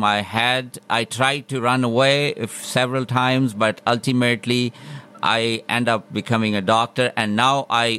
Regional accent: Pakistan; moved away as an adult; also born or lived in North Dakota / Minnesota; now in Pittsburgh, United States; I grew up in Pakistan, in a small city, and then after my med school, I came to United States for further education and training

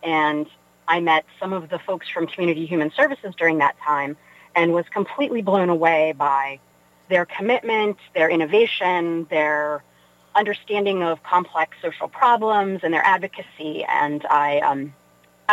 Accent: Weirton, West Virginia, United States; moved away as an adult; now in Pittsburgh, United States; I grew up in Weirton, West Virginia.

